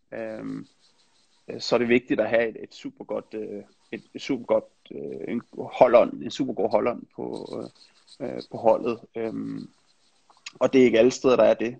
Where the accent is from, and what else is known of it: Denmark; moved away as an adult; also born or lived in Netherlands / England